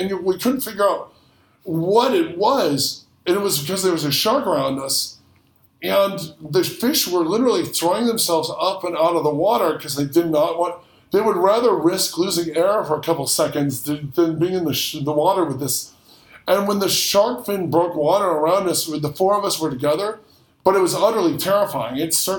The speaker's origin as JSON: {"language": "English", "region": "Midwest", "country": "United States", "said": "We were in the we're from the Midwest, so there wasn't much chance of seeing a shark, but we were vacationing in Florida as kids"}